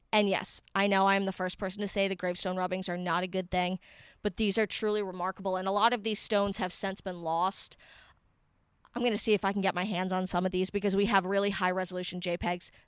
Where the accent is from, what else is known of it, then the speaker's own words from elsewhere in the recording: New England, United States; I am a New England girl